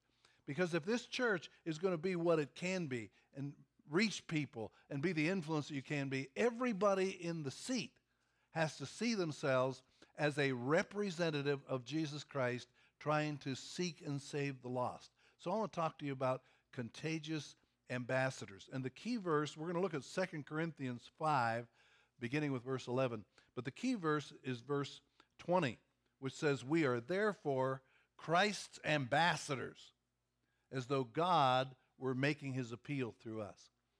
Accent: Kentucky, United States; Number one, I'm from Kentucky. And people think Kentucky is a backward state.

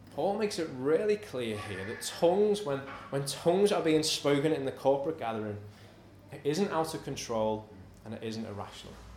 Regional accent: United Kingdom; we're British, we're conservative

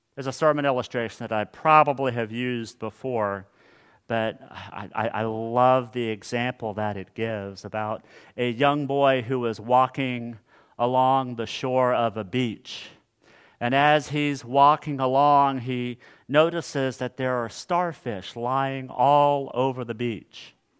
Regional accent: Hutchinson, Kansas, United States; my hometown of Hutchinson, Kansas

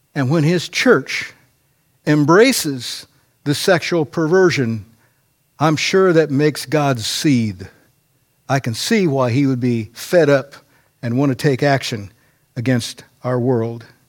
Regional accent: United States; as an American

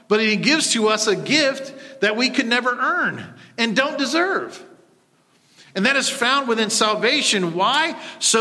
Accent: United States; as Americans, as English speakers

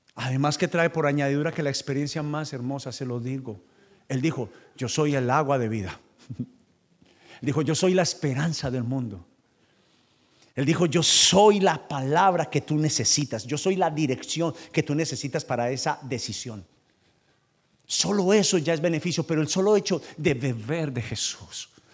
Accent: Paisa, Antioquia, Colombia; moved away as an adult; now in United States; yo soy paisa, pastor y vendedor

